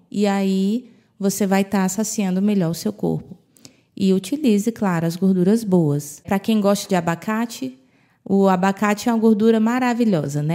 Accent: Brazil; moved away; quando eu era criança, no Brasil, era muito difícil ver uma pessoa obesa

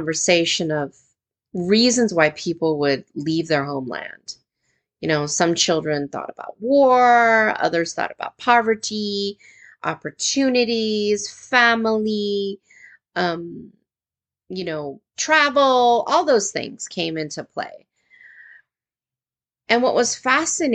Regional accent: United States; as an American teacher

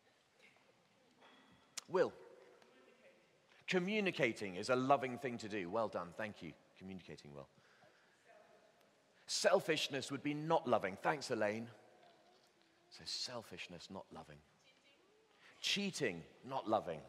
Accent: Bristol, South West England, United Kingdom; I grew up in Bristol

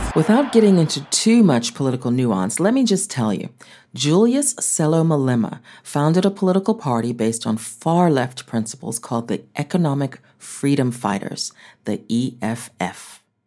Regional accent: United States; moved away as an adult; now in South Africa; my being an African American

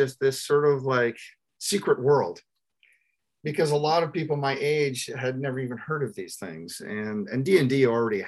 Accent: Toronto, Ontario, Canada; We're from the Ontario, Canada, and I grew up in the Toronto area

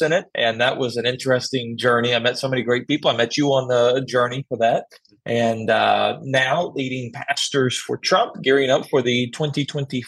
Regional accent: Tulsa, Oklahoma, United States; I'm from the Tulsa, Oklahoma area, born and raised here

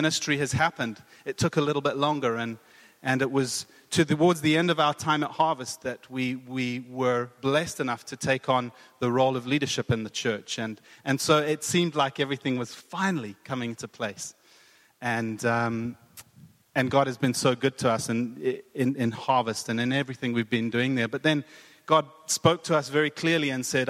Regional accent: South Africa; moved away as an adult; also born or lived in Cape Town, South Africa / Boca Raton, Florida, United States; now in Hamilton, United Kingdom; I'm from South Africa. You can probably hear the accent

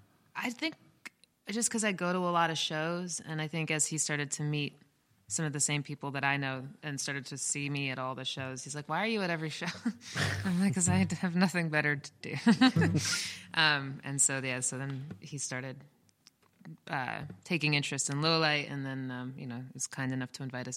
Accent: Metuchen, New Jersey, United States; Metuchen, New Jersey.

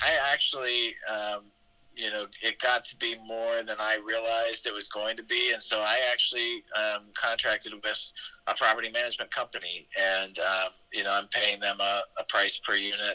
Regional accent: Xenia, Ohio, United States; now in Dayton, United States; a home that we used to live in Xenia, Ohio, which is kind of like 20 minutes outside of Dayton, which is my hometown

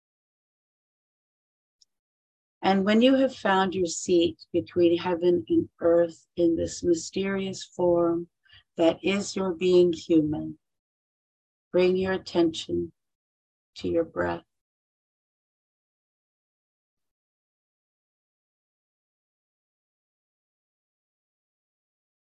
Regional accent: San Joaquin Valley, California, United States; I grew up in the San Joaquin Valley of California

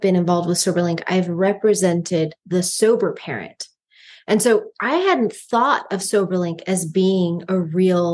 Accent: Phoenix, Arizona, United States; us Phoenicians

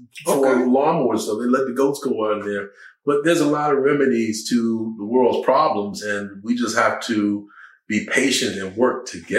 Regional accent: Southeast, United States; When I grew up in the Southeast

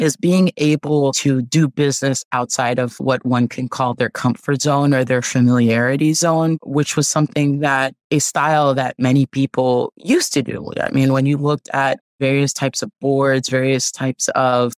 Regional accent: Haiti; now in United States; I grew up on the Caribbean island of Haiti.

